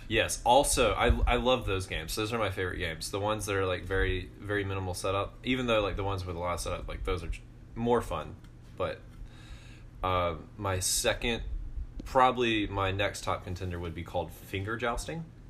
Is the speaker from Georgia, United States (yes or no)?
yes; Georgia, United States; moved away; I am from Georgia.